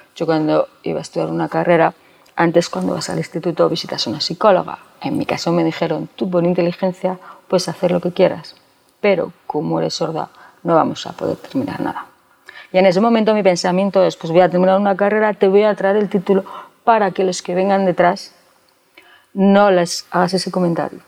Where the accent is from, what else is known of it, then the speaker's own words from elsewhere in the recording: Cuéllar, Castile and León, Spain; also born or lived in Valladolid; Nací en Cuellar, un pueblo en la provincia de Segovia, hace 47 años.